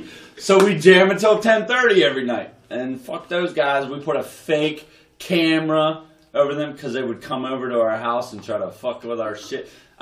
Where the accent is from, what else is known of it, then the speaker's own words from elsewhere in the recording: United States; I grew up in Washington on Weirk Avenue.